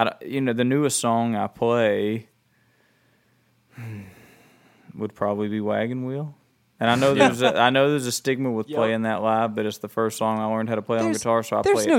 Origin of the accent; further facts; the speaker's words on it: Alabama, United States; moved away; Where I was born in Alabama was really close to a train track, and it seems like everywhere I've lived has been close enough where the trains come through at night